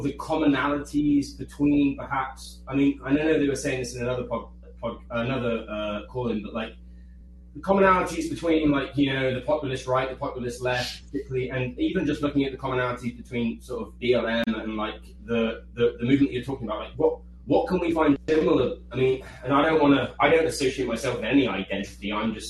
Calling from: Taiwan

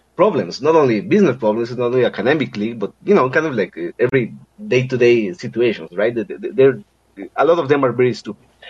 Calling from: Costa Rica; I'm calling from Costa Rica.

